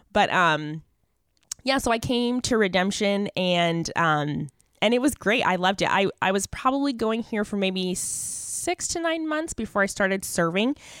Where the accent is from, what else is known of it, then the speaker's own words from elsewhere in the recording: Mesa, Arizona, United States; I grew up in Mesa, Arizona, so I'm a native